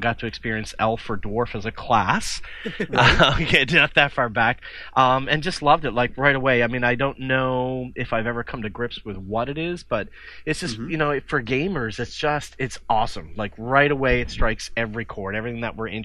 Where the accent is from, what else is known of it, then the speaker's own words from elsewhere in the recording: Newfoundland and Labrador, Canada; now in Nova Scotia, Canada; I live in Nova Scotia now. I'm originally from Newfoundland